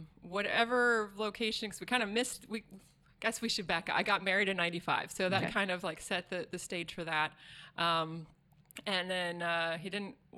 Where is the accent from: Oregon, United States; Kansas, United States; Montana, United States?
Oregon, United States; Springfield; also born or lived in Warrenton, Oregon; I grew up in the Eugene Springfield area, out in the country of the Mohawk Valley